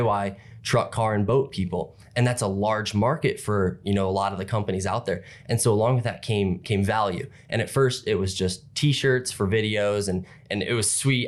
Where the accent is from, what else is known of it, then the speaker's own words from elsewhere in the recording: Napoleon, Ohio, United States; I'm from Napoleon, Ohio.